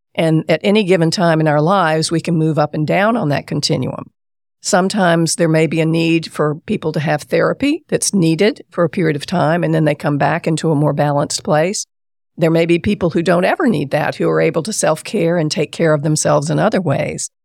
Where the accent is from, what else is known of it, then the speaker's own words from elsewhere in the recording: Columbia, South Carolina, United States; I grew up in Columbia, South Carolina